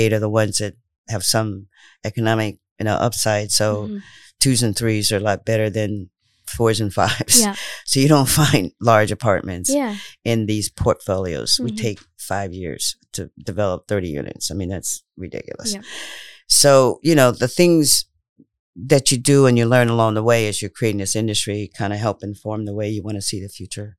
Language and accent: English; Indiana, United States; also born or lived in St. Louis, Missouri / Providence, Rhode Island; now in Rhode Island, United States; growing up in Indiana was kind of interesting